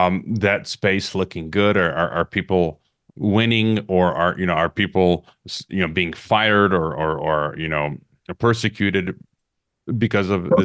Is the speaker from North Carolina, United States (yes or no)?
no; Illinois, United States; moved away; I'm from Illinois originally.